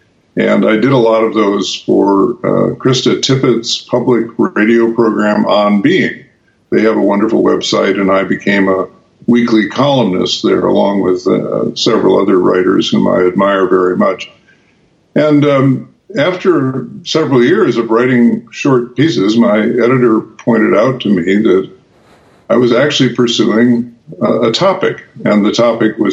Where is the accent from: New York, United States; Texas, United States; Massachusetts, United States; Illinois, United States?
Illinois, United States; Chicago; now in Wisconsin, United States; I grew up in Chicago rooting for the Cubs